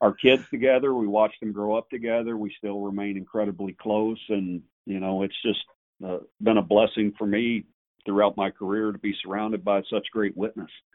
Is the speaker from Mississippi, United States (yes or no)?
no; Gilmer, Texas, United States; I grew up in Gilmer